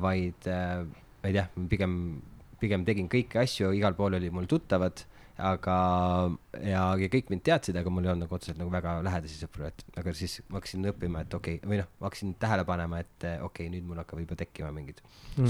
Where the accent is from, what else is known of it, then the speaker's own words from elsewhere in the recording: Märjamaa, Rapla County, Estonia; now in Tallinn, Estonia; ma olen Märjamaalt pärit